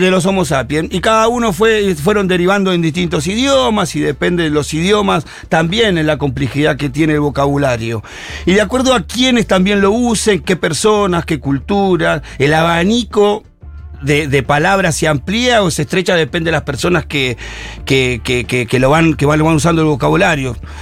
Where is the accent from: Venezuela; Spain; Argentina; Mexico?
Argentina; nuestro castellano adaptado al argentino